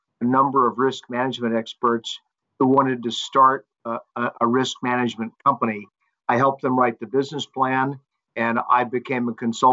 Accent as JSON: {"language": "English", "town": "Charlotte", "region": "North Carolina", "country": "United States", "tie": "born or raised there", "also_born_or_lived": "Manhattan, New York", "moved": "as an adult", "lives_now": "New York, United States", "said": "I was born in Charlotte, North Carolina, on the east coast of the U.S."}